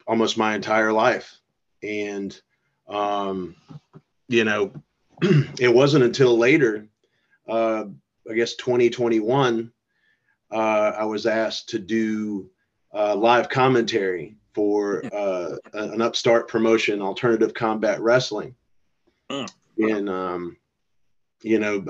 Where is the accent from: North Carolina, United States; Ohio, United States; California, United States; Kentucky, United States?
North Carolina, United States; I'm originally from North Carolina